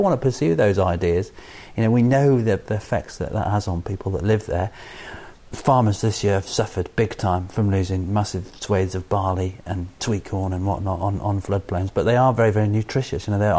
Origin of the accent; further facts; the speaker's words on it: United Kingdom; I don't mean to say Irish. I often say English. I'm British, you know, definitely.